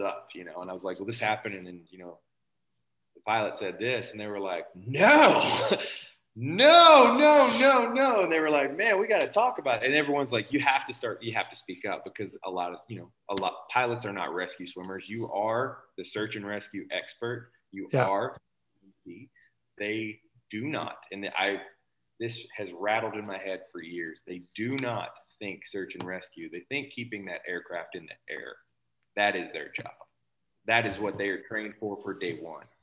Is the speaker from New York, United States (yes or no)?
no; Tennessee, United States; moved away as an adult; I'm from Tennessee.